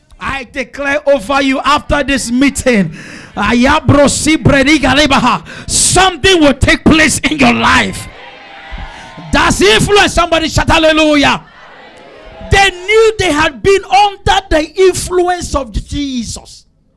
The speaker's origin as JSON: {"language": "English", "town": "Obalende", "region": "Lagos", "country": "Nigeria", "tie": "born or raised there", "said": "I grew up in Obalende. I saw my mate smoke and drink."}